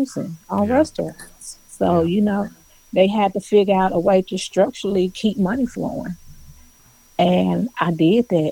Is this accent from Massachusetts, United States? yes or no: no; Jackson, Tennessee, United States; also born or lived in Rockford, Illinois / Warren, Arkansas; now in Nashville, United States; I was raised and I grew up between Warren, Arkansas, and Jackson, Tennessee